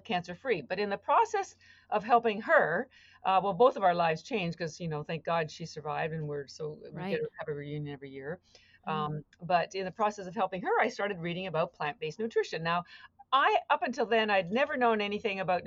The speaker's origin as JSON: {"language": "English", "country": "Canada", "moved": "as an adult", "lives_now": "Boston, United States", "said": "I live in Boston. I've been here for 33 years, but I'm actually Canadian"}